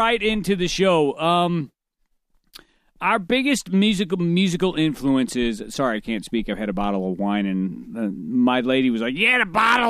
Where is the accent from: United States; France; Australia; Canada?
United States; North County, St. Louis, Missouri; We grew up together in North County in the hood, dog, in the so-called hood.